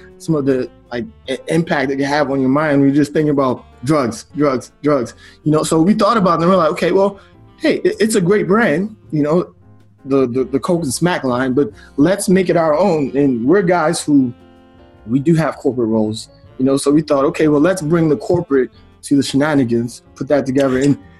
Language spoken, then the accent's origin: English; Baltimore, Maryland, United States; moved away as an adult; also born or lived in Nigeria; now in Delaware, United States; we grew up in Baltimore